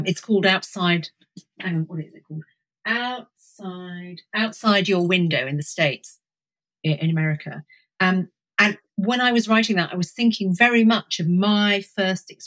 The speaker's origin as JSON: {"language": "English", "area": "Suffolk", "region": "East of England", "country": "United Kingdom", "tie": "born or raised there", "also_born_or_lived": "Cambridge", "said": "I was brought up in Suffolk"}